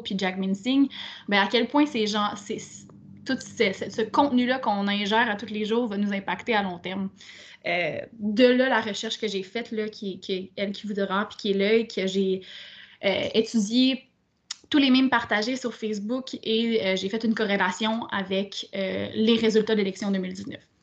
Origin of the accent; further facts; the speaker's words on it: Quebec City, Quebec, Canada; moved away; also born or lived in Montreal; je viens de Québec